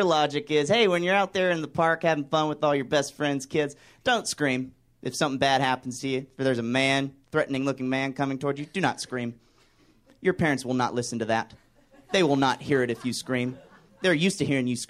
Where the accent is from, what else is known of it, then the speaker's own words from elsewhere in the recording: Pleasure Island, Alabama, United States; now in Los Angeles, United States; I'm from Alabama. We get devastated by hurricanes where I'm from. I'm from a place in Alabama called Pleasure Island